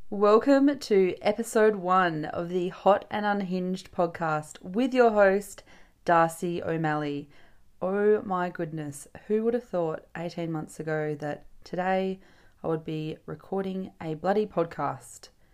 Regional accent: Geraldton, Western Australia, Australia; I grew up in Gelton, which, for those of you who aren't familiar with Western Australia, Gelton is a little coastal town four and a half hours north of Perth

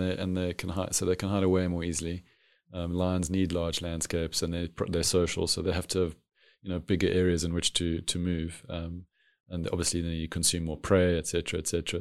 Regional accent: Cape Town, Western Cape, South Africa; being a city kid, growing up in a city of Cape Town

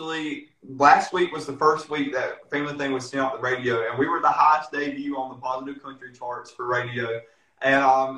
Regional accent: Whiteville, North Carolina, United States; our hometown

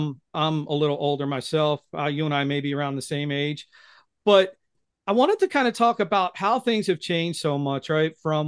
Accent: Philadelphia, Pennsylvania, United States; they know I'm from the Philadelphia area.

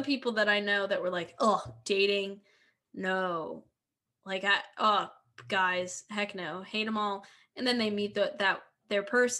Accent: Philadelphia, Pennsylvania, United States; Oh, not me. Because I'm from Philly.

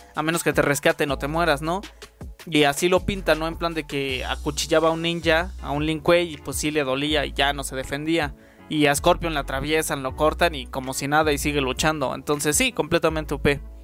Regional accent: Mexico; Yo también soy de México

